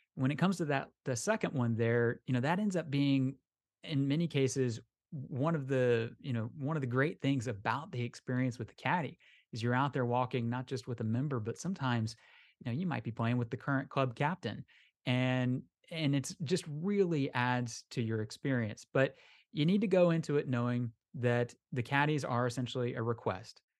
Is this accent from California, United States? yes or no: no; Orlando, Florida, United States; I'm from Orlando, we don't have Lynx terrain down here